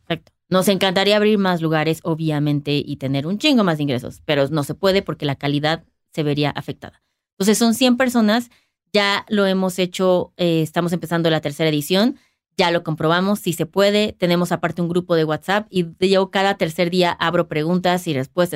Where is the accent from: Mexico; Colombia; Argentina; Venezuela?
Mexico; Mexico City; estamos basados en la Ciudad de México, porque pues, somos de la Ciudad de México